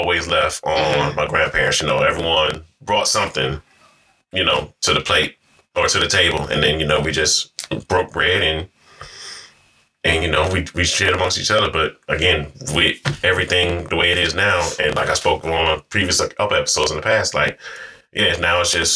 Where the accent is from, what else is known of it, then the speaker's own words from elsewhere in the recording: New York, United States; when I was growing up in New York